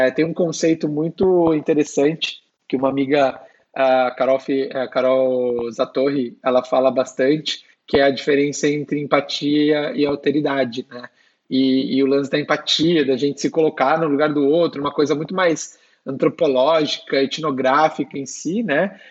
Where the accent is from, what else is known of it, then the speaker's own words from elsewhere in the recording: São Bernardo do Campo, São Paulo, Brazil; now in São Paulo, Brazil; sou de São Bernardo, né, a Detroit brasileira aí